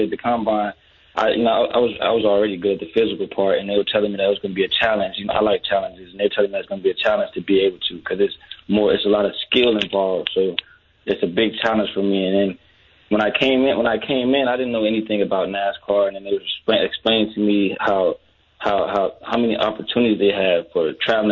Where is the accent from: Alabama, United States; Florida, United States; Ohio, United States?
Florida, United States; Jacksonville; I'm from the south side of Jacksonville